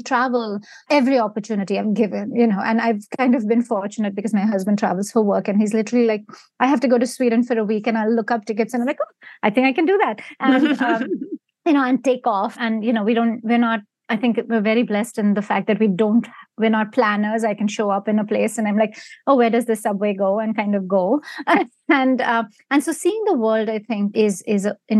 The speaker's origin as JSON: {"language": "English", "town": "Mumbai", "region": "Maharashtra", "country": "India", "tie": "born or raised there", "moved": "as an adult", "lives_now": "United States", "said": "I grew up in India and I've, you know, most of my adult life has been here."}